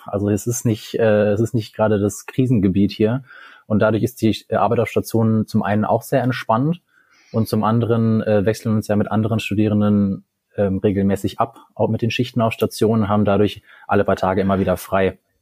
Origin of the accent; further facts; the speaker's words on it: Cologne, North Rhine-Westphalia, Germany; now in Münster, Germany; ich bin äh, in Köln geboren